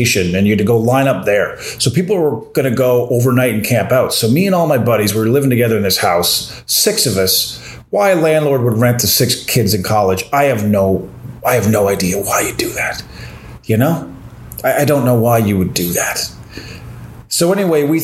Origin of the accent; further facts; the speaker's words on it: Corner Brook, Newfoundland and Labrador, Canada; also born or lived in St. John's, Newfoundland; My hometown, Cornerbrook, the old arena there, Humber Gardens, is now a grocery store